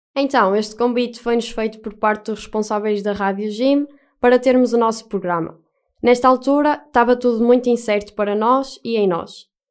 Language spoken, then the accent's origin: Portuguese; Castelo de Paiva, Aveiro District, Portugal; sou de Castelo de Paiva, mais propriamente da paróquia de São Miguel de Bairros.